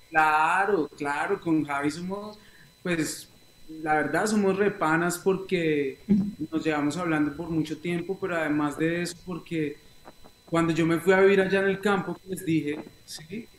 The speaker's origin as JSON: {"language": "Spanish", "town": "Neiva", "region": "Huila", "country": "Colombia", "tie": "born or raised there", "also_born_or_lived": "Bogotá / United States", "said": "yo nací en Bogotá, pero a los ocho años me fui a vivir a una ciudad que se llama Neiva, en, en un departamento"}